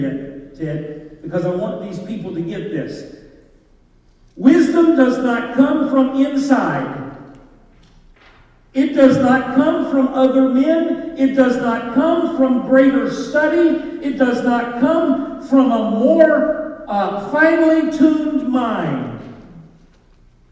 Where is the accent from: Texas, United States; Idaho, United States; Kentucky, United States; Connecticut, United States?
Kentucky, United States; I'm a hillbilly from Kentucky